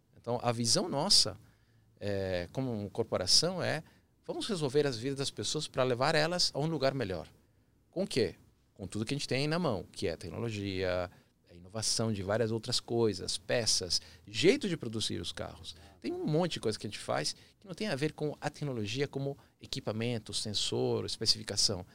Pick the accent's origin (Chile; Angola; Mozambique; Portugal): Chile; Portuguese is a second language; now in Brazil; Eu sou chileno de nascimento, apaixonado pelo Brasil, vários anos aqui